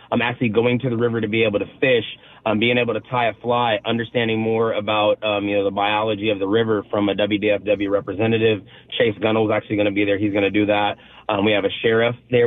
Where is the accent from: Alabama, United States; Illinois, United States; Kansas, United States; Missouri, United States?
Kansas, United States; now in Pacific Northwest, United States; I'm born and raised in Kansas